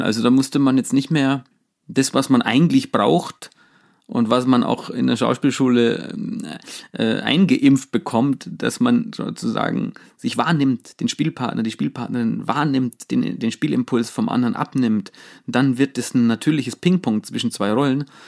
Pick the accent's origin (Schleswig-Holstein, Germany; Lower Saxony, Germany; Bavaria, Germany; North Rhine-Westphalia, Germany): Bavaria, Germany; Allgäu; bei uns äh, im, im, Allgäu in diesem kleinen Dorf, wo ich aufgewachsen bin